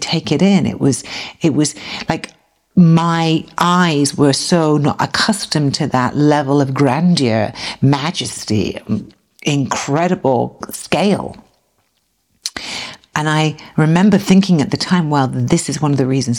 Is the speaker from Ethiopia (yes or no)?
no; South East England, United Kingdom; moved away as an adult; now in United States; I'm from the southeast of England, not the southwest of England.